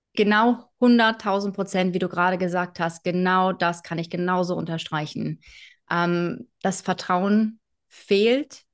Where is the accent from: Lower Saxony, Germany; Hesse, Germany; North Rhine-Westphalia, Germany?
Lower Saxony, Germany; between Bremen and Hanover; moved away as an adult; also born or lived in Hamburg; groß geworden bin ich ähm, zwischen Bremen und Hannover in Niedersachsen